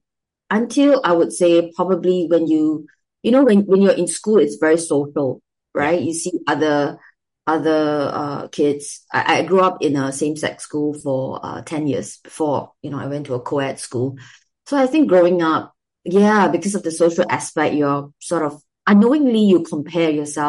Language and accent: English; Singapore; my experience growing up in Singapore.